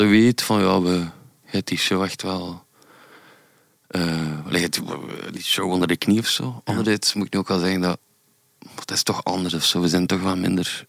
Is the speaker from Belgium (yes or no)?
yes; West Flanders, Belgium; we zijn West-Vlamingen